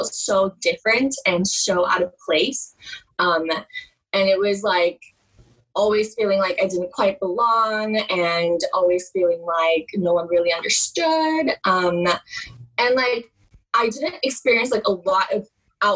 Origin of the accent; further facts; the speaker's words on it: Oklahoma, United States; moved away as an adult; also born or lived in New York City; until I moved away from Oklahoma